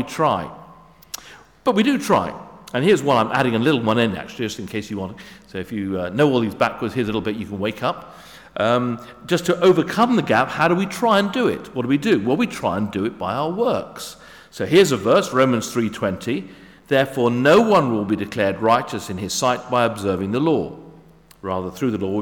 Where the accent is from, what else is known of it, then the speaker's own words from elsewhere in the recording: England, United Kingdom; I'm English.